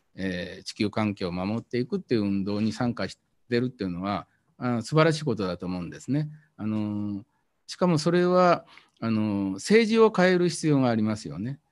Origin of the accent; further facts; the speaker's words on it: Japan; 田舎で育ったんでそれからあの漁村で、えー、育ったんで